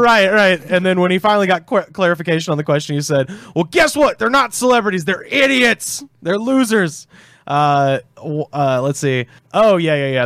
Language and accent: English; Auburn, Alabama, United States; moved away; I was back in my, uh, in my hometown in Auburn, Alabama